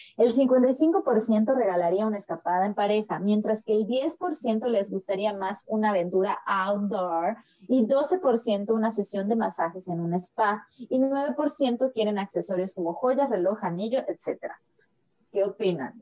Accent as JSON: {"language": "Spanish", "country": "Mexico", "said": "como mexicanos"}